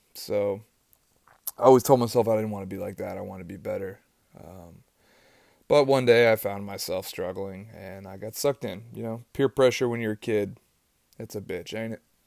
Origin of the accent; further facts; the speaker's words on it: East Tennessee, United States; I grew up in East Tennessee